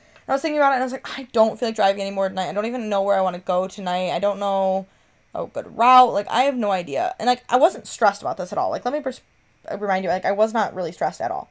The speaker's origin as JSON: {"language": "English", "region": "Michigan", "country": "United States", "said": "I'm from Michigan"}